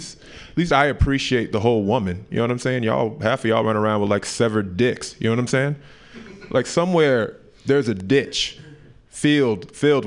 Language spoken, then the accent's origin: English; Memphis, Tennessee, United States; moved away; also born or lived in Oakland; I'm originally from Memphis, Tennessee